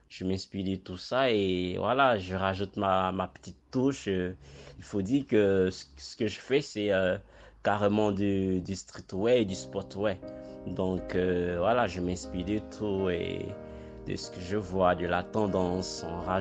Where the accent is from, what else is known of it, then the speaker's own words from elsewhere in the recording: Morocco; Après, euh, pour la vente, ben, je ne vends pas qu'au Maroc. Donc, euh, je vends dans mon pays d'origine et je vends aussi vers l'Europe.